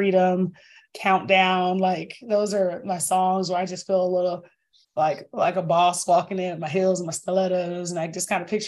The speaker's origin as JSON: {"language": "English", "region": "Northern Virginia", "country": "United States", "moved": "yes", "lives_now": "Greenville, United States", "said": "I'm from Northern Virginia"}